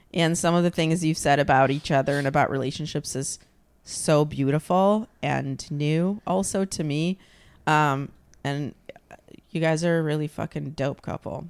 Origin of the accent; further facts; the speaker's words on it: Ukraine; moved away; I'm from Ukraine